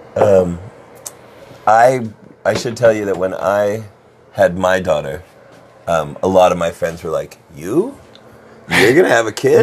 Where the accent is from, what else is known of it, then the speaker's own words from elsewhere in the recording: Las Vegas, Nevada, United States; I grew up in Las Vegas